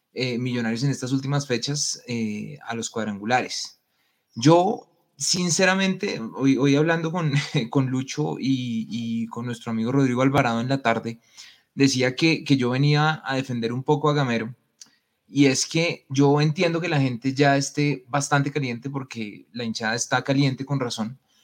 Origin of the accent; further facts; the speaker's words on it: Colombia; todos los ciudadanos colombianos ah, somos eh, eh, ciudadanos paraguayos por adopción